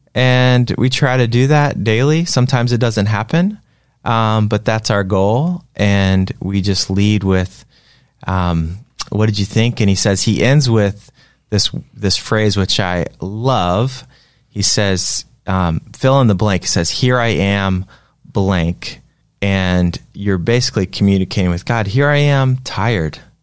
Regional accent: Greensboro, North Carolina, United States; growing up in North Carolina in Greensboro

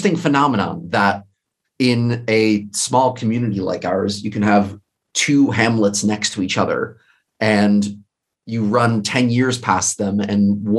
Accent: Livingston Manor, New York, United States; I'm from Livingston Manor. I grew up there for most of my childhood.

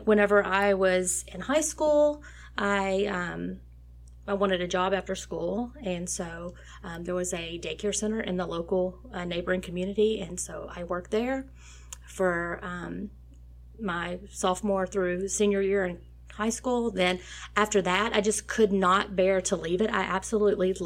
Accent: Nome, Texas, United States; I grew up in a very small community of 515 people called Nome, Texas

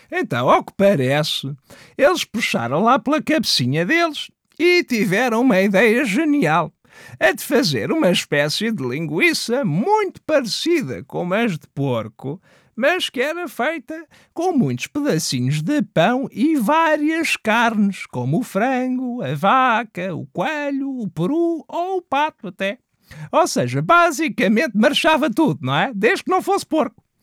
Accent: Mirandela, Bragança District, Portugal; lá para os lados da minha terra, que é que eu sou lá de cima, sabes? Sou de Mirandela, não sei se sabias

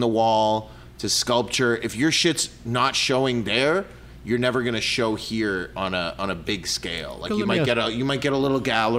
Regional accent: Canada; you don't want to buy a shirt because you don't care that I'm Canadian.

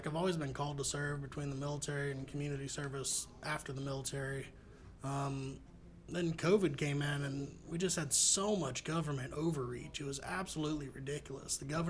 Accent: North Florida, United States; moved away as an adult; also born or lived in Orlando / Fort Knox, Kentucky; now in Tennessee, United States; So I grew up in North Florida, lived there from 1993 until pretty much college in 2006. Went to college for a year and a half in Orlando.

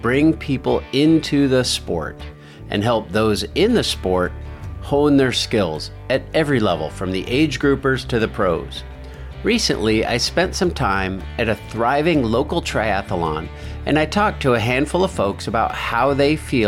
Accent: Iowa, United States; When I was a kid growing up in Iowa

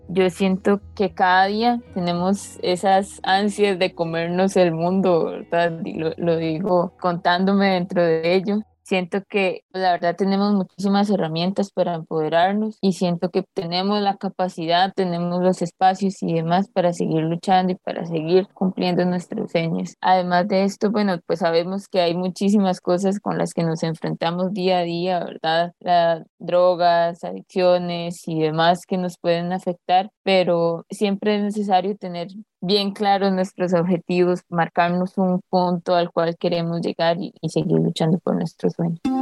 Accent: Grecia, Alajuela, Costa Rica; Mi infancia y mi, etapa del colegio la pasé aquí en, La Arena.

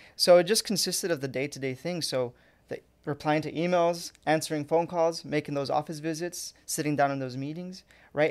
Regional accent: Fountain Valley, California, United States; born or raised there; also born or lived in Anaheim / Santa Ana

